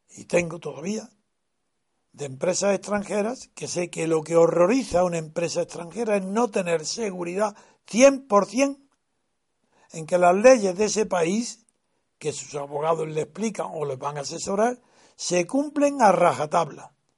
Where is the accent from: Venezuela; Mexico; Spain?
Spain